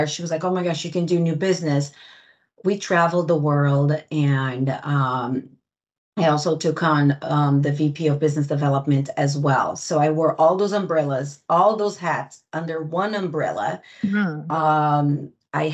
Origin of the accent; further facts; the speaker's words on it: Greenwich, Connecticut, United States; also born or lived in Brazil; I was born in Brazil and raised in Greenwich, Connecticut.